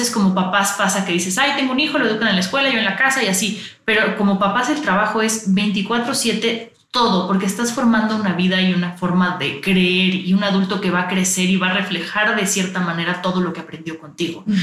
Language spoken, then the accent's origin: Spanish; Mexico; O sea, de verdad es como sociedad mexicana tenemos muchas cosas que cambiar.